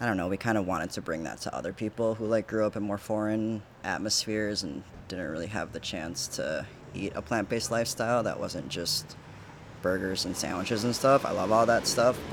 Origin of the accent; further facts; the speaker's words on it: Milwaukee, Wisconsin, United States; I was a meat and cheese kid. You know, I'm from here.